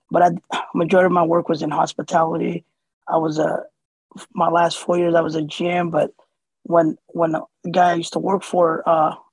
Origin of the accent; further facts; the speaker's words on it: Somalia; born there; moved away; Originally, I was born in Somalia. Uh, my family came here in 96 uh, as a refugee uh, in the summertime, with, speaking no English.